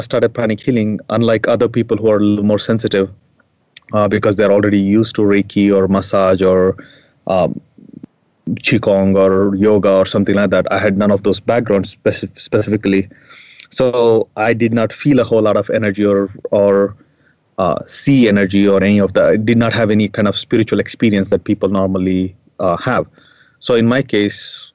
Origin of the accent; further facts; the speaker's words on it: India; when I was growing up in India, I was raised as a Hindu